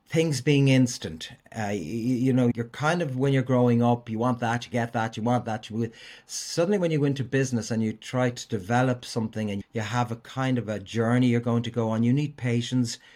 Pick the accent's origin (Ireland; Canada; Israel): Ireland; Dublin, Leinster; I grew up in Walkinstown and was the product of a Christian brother school